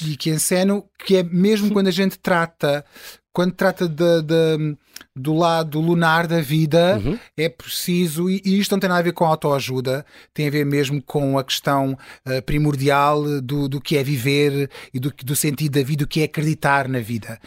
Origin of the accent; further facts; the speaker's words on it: Sines, Alentejo, Portugal; also born or lived in Belém, Lisbon; now in Lisbon, Portugal; eu sou de Sines